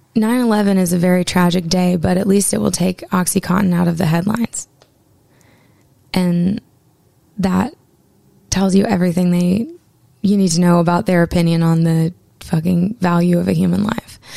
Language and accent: English; Maine, United States; my home state of Maine